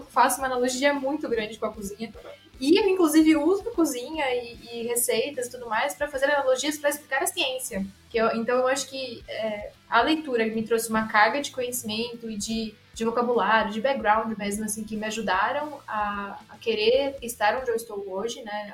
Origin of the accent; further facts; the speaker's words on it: Araraquara, São Paulo, Brazil; eu literalmente cresci dentro da, da Unesp em Araraquara